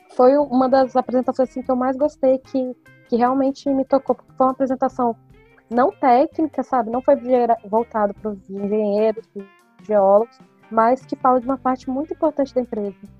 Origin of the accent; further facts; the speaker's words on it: Brasília, Federal District, Brazil; eu sou geóloga de Brasília